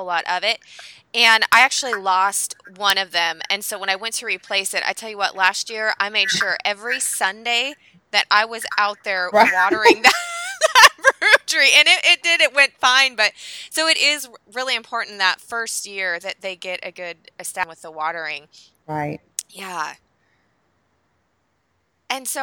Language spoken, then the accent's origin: English; Pacific Northwest, United States; I was born and raised in the Pacific Northwest